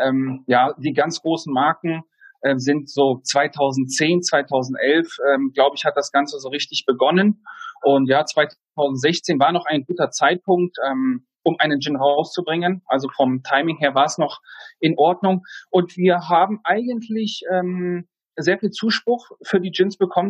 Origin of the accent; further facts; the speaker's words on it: Kassel, Hesse, Germany; moved away as an adult; also born or lived in Düsseldorf; now in Heidelberg, Germany; Ich bin 1989 in Kassel geboren, habe dort meine Lehre als Hotelfachmann gemacht